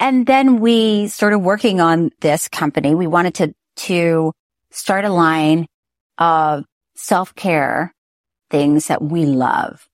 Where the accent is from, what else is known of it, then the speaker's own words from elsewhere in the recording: Florida, United States; I'm from Florida